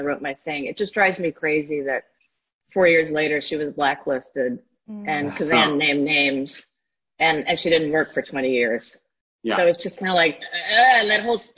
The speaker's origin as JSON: {"language": "English", "town": "Stamford", "region": "Connecticut", "country": "United States", "tie": "born or raised there", "said": "being from Connecticut and moving there in 1958, when I was two, Darien and New Canaan were the towns next to my town. I was from Stamford."}